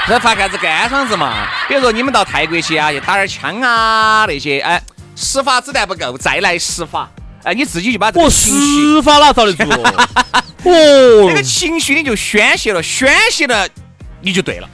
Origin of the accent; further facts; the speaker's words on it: Sichuan, China; 我们四川这边